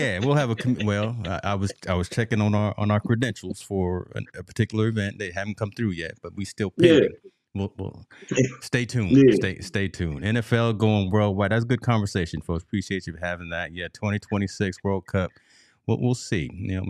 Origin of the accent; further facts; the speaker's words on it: Michigan, United States; born there; Come on, Michigan. I was born in Michigan. I got to root for Harbaugh.